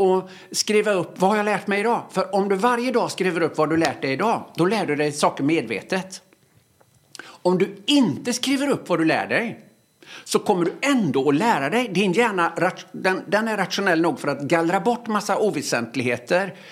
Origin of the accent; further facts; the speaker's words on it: Öckerö, Västra Götaland, Sweden; moved away; Jag gick i obsklassen hemma på Öckerö